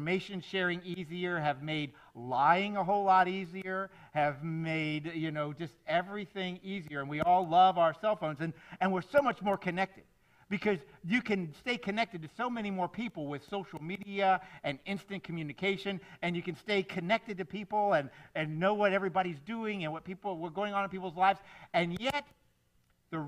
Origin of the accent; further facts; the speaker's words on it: South Florida, United States; I grew up here in South Florida